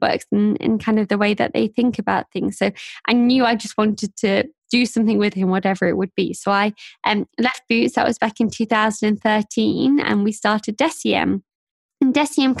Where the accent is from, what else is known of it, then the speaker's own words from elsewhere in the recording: Sheffield, Yorkshire and the Humber, United Kingdom; also born or lived in Nottingham; I grew up in Sheffield, which is a city towards the north of England